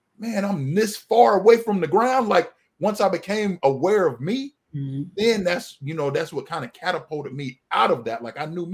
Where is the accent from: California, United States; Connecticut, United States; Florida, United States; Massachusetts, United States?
Florida, United States; moved away as an adult; now in Georgia, United States; I relocated to Georgia. I'm from Florida